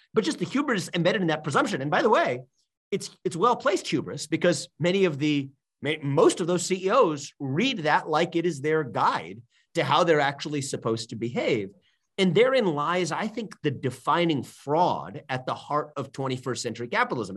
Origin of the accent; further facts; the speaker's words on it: Cincinnati, Ohio, United States; moved away as an adult; also born or lived in Northeast US; I was born and raised in Cincinnati, Ohio